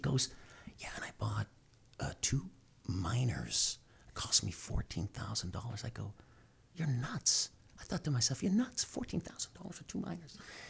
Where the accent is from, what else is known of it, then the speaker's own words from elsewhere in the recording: Canada; Like now, as a Canadian, you can buy a Bitcoin ETF.